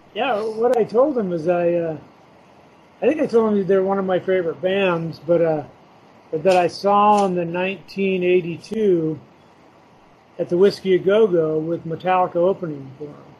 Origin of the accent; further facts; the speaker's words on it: Huntington Beach, California, United States; I grew up in Huntington Beach